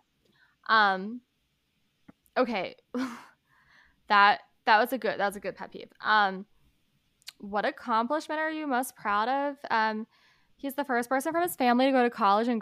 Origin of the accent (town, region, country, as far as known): New Jersey, United States; also born or lived in Philadelphia, Pennsylvania